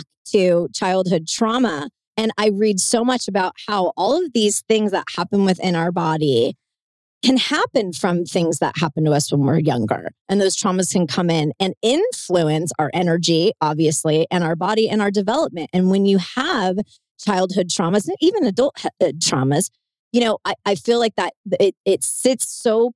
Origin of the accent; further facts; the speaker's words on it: Southern California, United States; I'm from, you know, the land of the fruits and the nuts here in Southern California